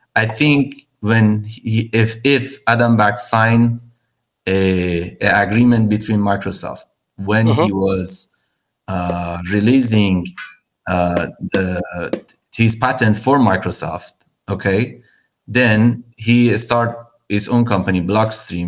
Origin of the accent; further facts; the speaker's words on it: Iran; now in United States; I'm originally from Iran. I, I'm, I'm a U.S. citizen right now, but I'm born and grew up in Iran